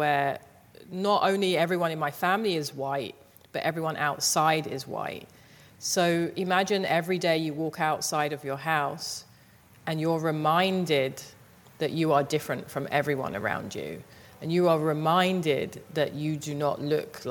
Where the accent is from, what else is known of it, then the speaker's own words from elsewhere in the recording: London, United Kingdom; I grew up in Southeast London in a place called Thamesmead.